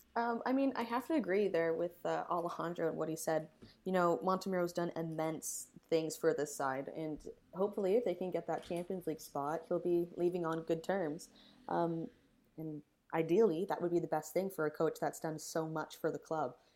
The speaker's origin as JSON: {"language": "English", "country": "Canada", "said": "being Canadian"}